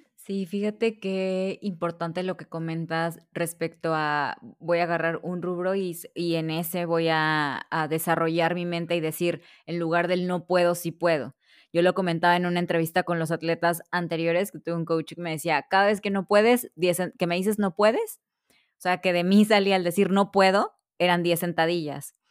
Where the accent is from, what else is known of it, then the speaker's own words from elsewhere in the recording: Veracruz, Mexico; Yo soy de Veracruz